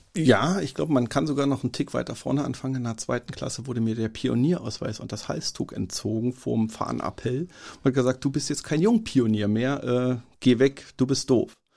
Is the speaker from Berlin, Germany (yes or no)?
yes; Berlin, Germany; Als Berliner